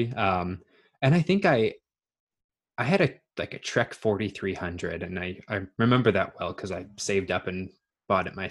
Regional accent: Brandon, Manitoba, Canada; now in British Columbia, Canada; I was born in Brandon, Manitoba

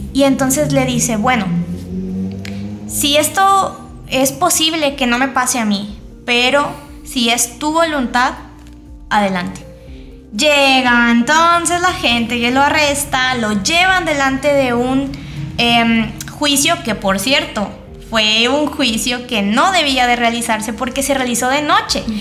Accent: Mexico; soy de México

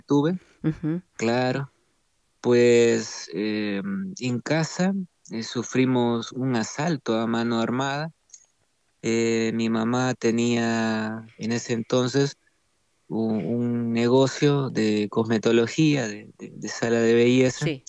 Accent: Santa Tecla, La Libertad, El Salvador; also born or lived in San Salvador; nací en San Salvador, en la capital, pero crecí casi toda mi vida en Santa Tecla, en una ciudad cercana a la capital.

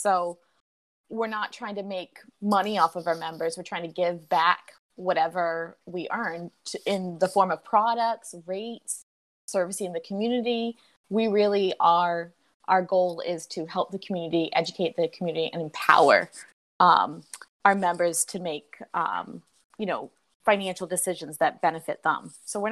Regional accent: Georgia, United States; now in New England, United States; growing up in Georgia

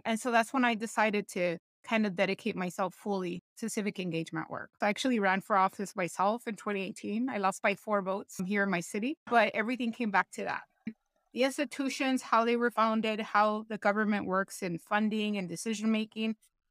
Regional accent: Buck Gardens, California, United States; I was born and raised in Southeast LA, a little city called Buck Gardens.

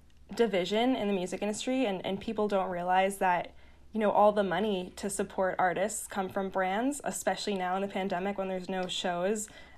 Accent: Long Island, New York, United States; also born or lived in Boston; So I grew up on Long Island, New York, and then I went to school in Boston

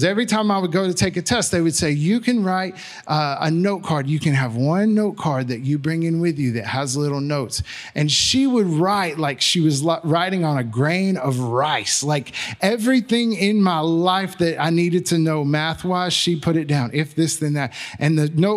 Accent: Magnolia, United States; I'm from Magnolia

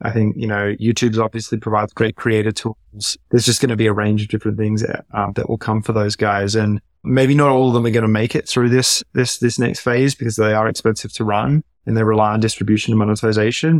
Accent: Australia; moved away as an adult; also born or lived in San Francisco Bay Area; now in United States; growing up in Australia

